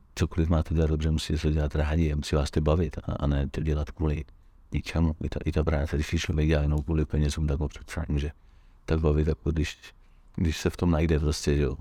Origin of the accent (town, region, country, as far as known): Czechia